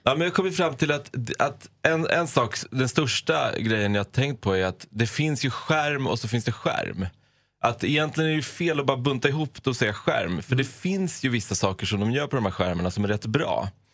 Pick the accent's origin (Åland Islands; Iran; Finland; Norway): Iran; now in Sweden; jag är från Persien, att jag jobbar med media